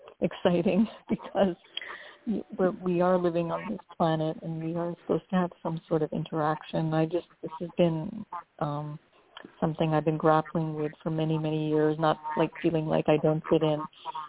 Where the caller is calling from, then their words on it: New Jersey, United States; I'm calling from New Jersey.